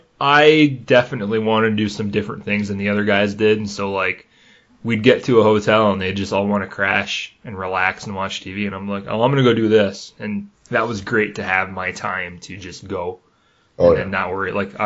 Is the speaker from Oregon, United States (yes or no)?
no; Negaunee, Michigan, United States; us Negaunee kids